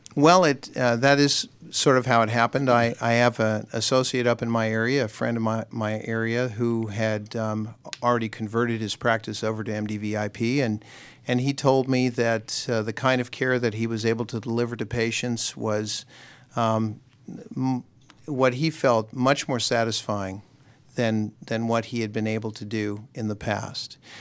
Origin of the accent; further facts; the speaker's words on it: Southern California, United States; moved away as an adult; also born or lived in Nashville, Tennessee / Newport News, Virginia; now in Alpharetta, United States; I grew up in Southern California